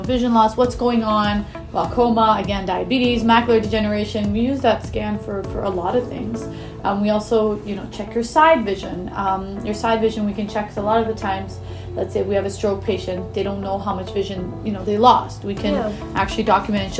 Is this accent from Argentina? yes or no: no; Edmonton, Alberta, Canada; moved away as an adult; also born or lived in Texas / Baltimore, Maryland; Born and raised in Edmonton.